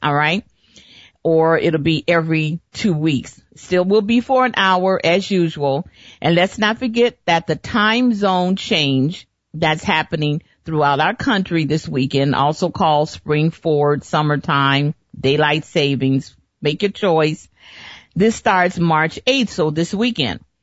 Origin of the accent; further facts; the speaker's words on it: Chicago, Illinois, United States; moved away as an adult; now in Phoenix, United States; growing up in Chicago